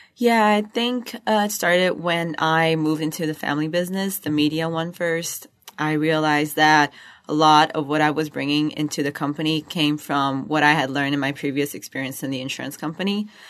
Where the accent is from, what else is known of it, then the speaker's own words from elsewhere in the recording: Rio de Janeiro, Brazil; moved away as an adult; I come from Rio de Janeiro, Brazil.